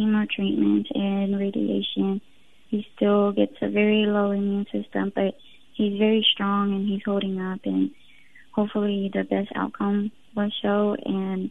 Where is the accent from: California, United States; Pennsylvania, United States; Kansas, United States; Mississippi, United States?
Mississippi, United States; Forest; also born or lived in Puebla, Mexico / Texas; we moved to Forest, Mississippi when I was only 2 years old. And that's where my mom started working, and we've just lived in Forest for the rest of our lives.